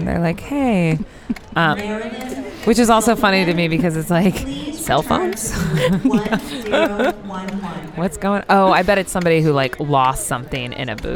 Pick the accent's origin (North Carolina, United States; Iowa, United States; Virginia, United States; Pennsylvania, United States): Iowa, United States; now in Philadelphia, United States; I'm from Iowa